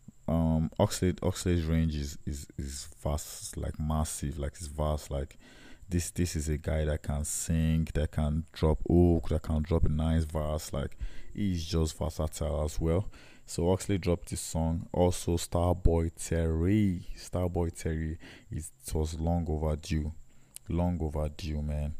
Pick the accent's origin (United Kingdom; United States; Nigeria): Nigeria; I'm a Nigerian, yes, obviously, and I'm patriotic as well